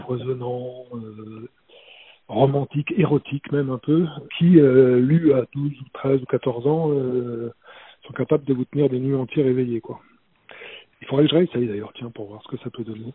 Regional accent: France; j'ai grandi près de la Loire

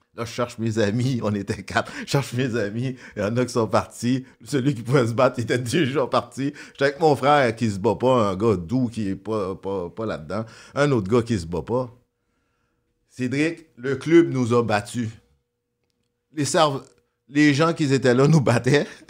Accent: Montreal, Quebec, Canada; also born or lived in Brooklyn, New York, United States; j'ai grandi dans Saint-Michel

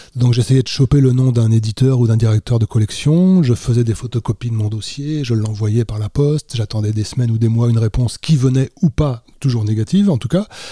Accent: Mauges, Pays de la Loire, France; je viens d'un petit coin de France qui s'appelle les Mauges

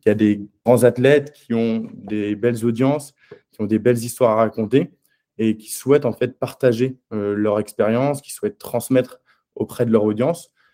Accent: Caen, Normandy, France; moved away as an adult; also born or lived in Angers; Je suis originaire de Normandie. Euh, j'ai grandi pendant 18 ans à Caen.

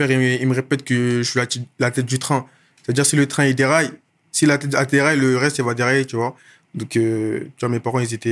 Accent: Clichy, Île-de-France, France; also born or lived in Issy-les-Moulineaux; Moi, je, depuis petit, j'habite à Clichy dans le 92. J'ai grandi là-bas, etc. Je suis arrivé là-bas euh, à mes un an et depuis, je suis là-bas. Avant ça, j'habitais à issy Limonino, encore dans le 92.

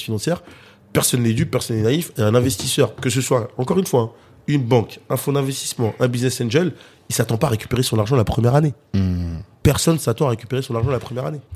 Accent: Cergy, Île-de-France, France; je suis né euh, à Sergy, dans le 95 dans le Val d'Oise

